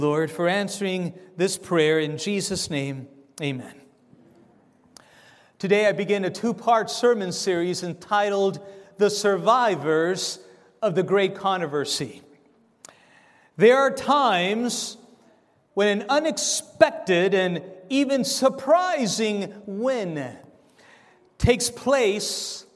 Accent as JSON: {"language": "English", "country": "Argentina", "moved": "yes", "said": "I'm from Argentina myself"}